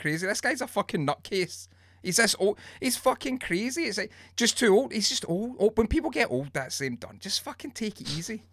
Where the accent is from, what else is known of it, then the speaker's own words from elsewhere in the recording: Scotland, United Kingdom; I'm Scottish